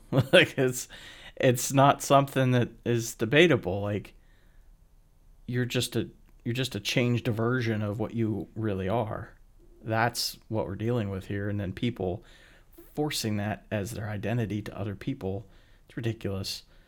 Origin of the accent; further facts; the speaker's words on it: Pennsylvania, United States; also born or lived in Illinois; I was born a white Caucasian male in Illinois and then was, you know, moved to Pennsylvania as a baby and grew up in a town that was poor